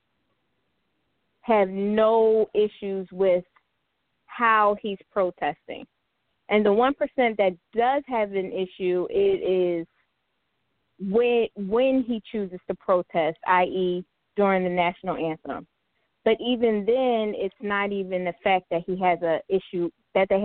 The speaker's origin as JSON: {"language": "English", "town": "Philadelphia", "region": "Pennsylvania", "country": "United States", "moved": "yes", "lives_now": "Virginia, United States", "said": "I'm calling from Virginia, but I'm from Philly"}